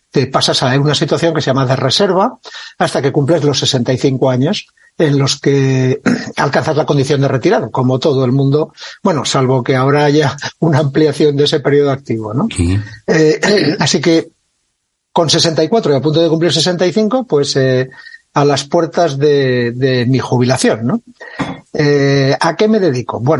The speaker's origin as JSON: {"language": "Spanish", "town": "Lleida", "region": "Catalonia", "country": "Spain", "tie": "born or raised there", "also_born_or_lived": "Figueres", "said": "tengo 64 años, nací en Figueras, en Gerona, eh, hijo de militar, que estaba en aquella época destinado. Mi infancia y adolescencia, pues entre Figueras muy poquito tiempo y luego en Lleida, en la que estuve hasta los 16 años."}